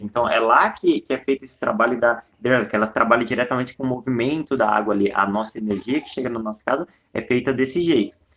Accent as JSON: {"language": "Portuguese", "country": "Brazil", "said": "eu sou brasileiro."}